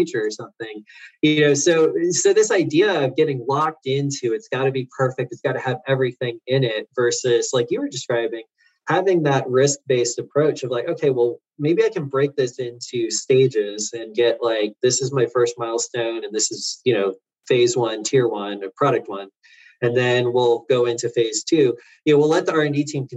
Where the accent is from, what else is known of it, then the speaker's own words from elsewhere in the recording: Florida, United States; I grew up in Florida.